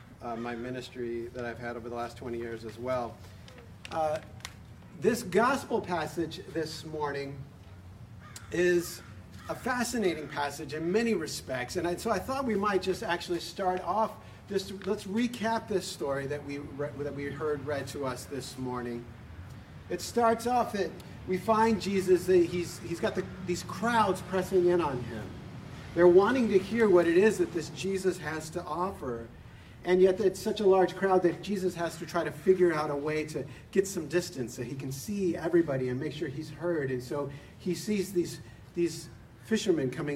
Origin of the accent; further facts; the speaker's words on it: San Diego, California, United States; moved away as an adult; now back home in San Diego, which is my hometown